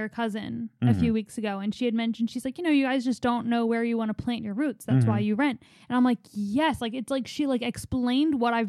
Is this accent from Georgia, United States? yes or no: no; Philadelphia, Pennsylvania, United States; they recognize that I'm from Philly